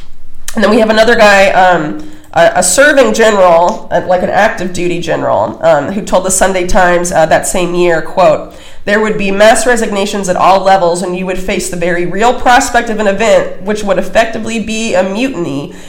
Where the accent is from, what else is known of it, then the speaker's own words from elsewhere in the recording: United States; as an American